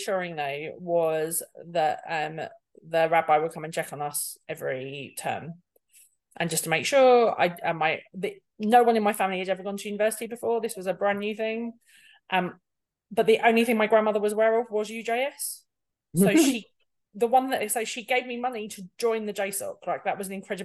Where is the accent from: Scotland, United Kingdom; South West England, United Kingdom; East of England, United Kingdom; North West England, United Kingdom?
South West England, United Kingdom; Bristol; accent: East End; also born or lived in Edinburgh / East End of London; because of my mum's job, when I was seven, we moved to Bristol